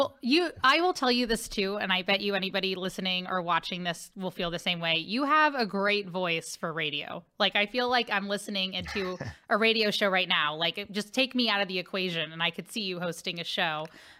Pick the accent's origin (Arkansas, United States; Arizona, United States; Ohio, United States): Ohio, United States; Cincinnati; now in St. Louis, United States; I'm from Cincinnati, Ohio.